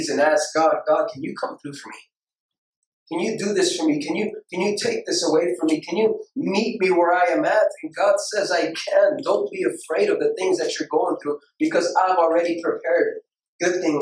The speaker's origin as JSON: {"language": "English", "town": "Houston", "region": "Texas", "country": "United States", "said": "I'm from Houston"}